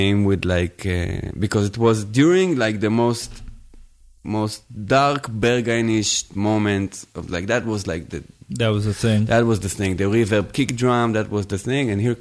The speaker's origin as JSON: {"language": "English", "town": "Tel Aviv", "region": "Tel Aviv District", "country": "Israel", "moved": "yes", "lives_now": "Berlin, Germany"}